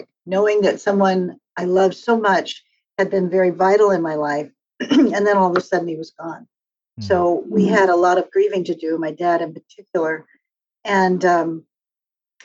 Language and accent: English; Torrance, California, United States; also born or lived in Rockville Centre, New York / Pittsburgh / Hawaii; now in San Francisco Bay Area, United States; the majority of my life, I grew up in California, in a place called Torrance, California, Redondo Beach area